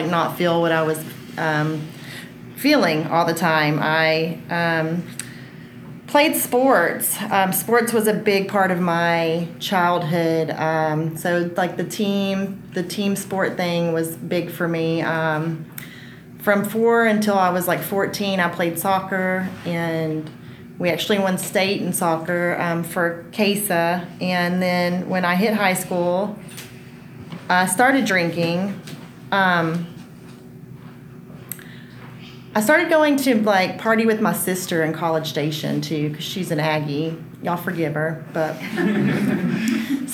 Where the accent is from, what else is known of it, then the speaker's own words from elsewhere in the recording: Rockdale, Texas, United States; also born or lived in Austin, Texas; So I was born in Austin. I was born at Seton Hospital and wasn't raised here. I was raised in a small town outside of Austin called Rockdale